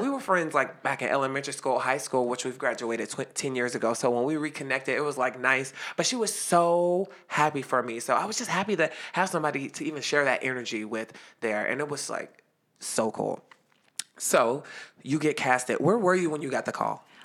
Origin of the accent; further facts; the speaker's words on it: Youngstown, Ohio, United States; Youngstown, Ohio